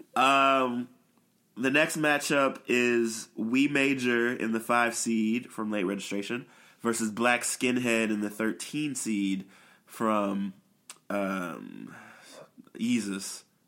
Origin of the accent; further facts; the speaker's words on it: Chicago, Illinois, United States; we're both from Chicago